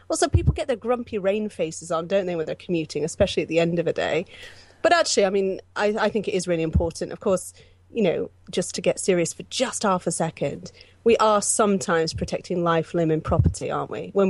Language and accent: English; Pittsburgh, Pennsylvania, United States; I grew up in America, and I lived in I lived around America, but mostly for the bulk of my teenage years, I lived in Pittsburgh in Pennsylvania.